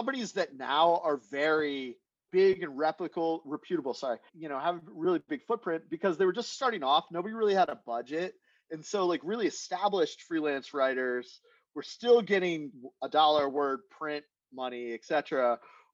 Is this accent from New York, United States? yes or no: no; Chambersburg, Pennsylvania, United States; I'm from central Pennsylvania, a town near Gettysburg, Chambersburg.